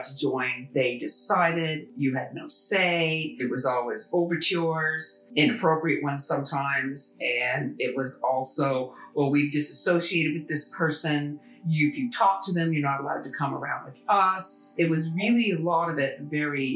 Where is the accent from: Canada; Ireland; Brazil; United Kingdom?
Canada; I'm a Canadian. My family came here, you know, a long time ago.